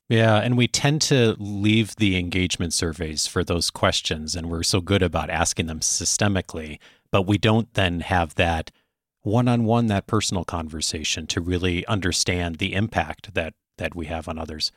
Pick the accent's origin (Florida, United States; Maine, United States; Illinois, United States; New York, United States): Illinois, United States; Chicago; moved away; I hail originally from the Chicago area, still the home of my parents and most of my extended family